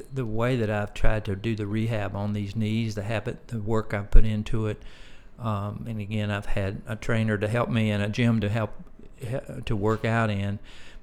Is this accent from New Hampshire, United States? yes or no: no; Blacksburg, Virginia, United States; I grew up in Blacksburg, Virginia